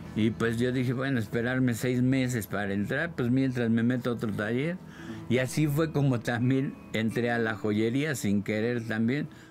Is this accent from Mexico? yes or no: yes; Mexico City, Mexico; he vivido en todos los barrios bravos, ¿no? Precisamente de la Ciudad de México, te digo, nací en La Obrera, viví en la Doctores, en la Buenos Aires, en Tepito, en la Guerrero, en el centro de la Ciudad de México